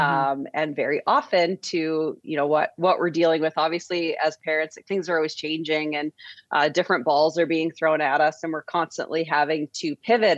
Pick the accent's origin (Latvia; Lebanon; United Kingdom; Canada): Canada; St. Albert, Alberta; I was born just outside Edmonton in Saint Albert